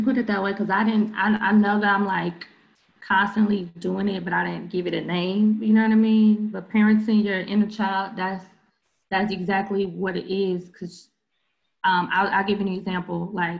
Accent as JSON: {"language": "English", "town": "Long Beach", "region": "California", "country": "United States", "tie": "born or raised there", "also_born_or_lived": "Memphis / Benton Harbor", "said": "I grew up in Long Beach, California, where I'm from, Memphis, Tennessee, and Michigan, Benton Harbor, Michigan, right?"}